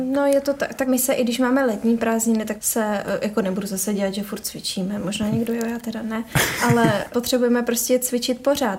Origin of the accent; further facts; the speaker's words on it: Prague, Czechia; now in Ostrava, Czechia; přiběhla jsem až z Prahy.